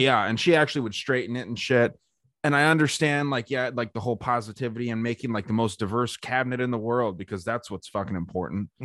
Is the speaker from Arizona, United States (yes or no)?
yes; Arizona, United States; my home state of Arizona